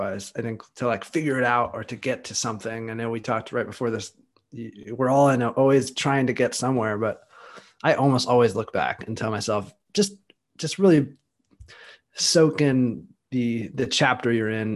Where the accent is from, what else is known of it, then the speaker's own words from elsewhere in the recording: California, United States; moved away as an adult; now in Austin, United States; I'm from California, and I moved to Austin, Texas.